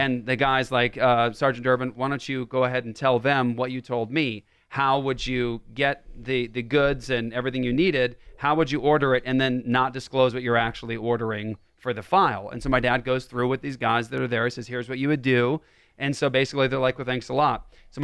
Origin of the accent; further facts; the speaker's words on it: Las Vegas, Nevada, United States; born there; I was born in Las Vegas in 1978 at Nellis Air Force Base. My dad was in the Air Force, and that's where we were stationed for a long time.